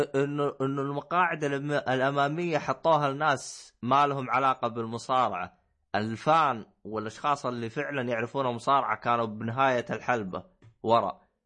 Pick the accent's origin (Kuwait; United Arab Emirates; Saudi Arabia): Saudi Arabia; كعرب او او اي او كسعوديه